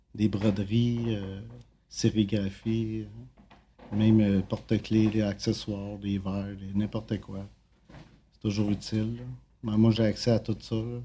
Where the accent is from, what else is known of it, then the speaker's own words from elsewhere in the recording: Quebec, Canada; also born or lived in Drummondville; now in Montreal, Canada; je viens de Saint-Bois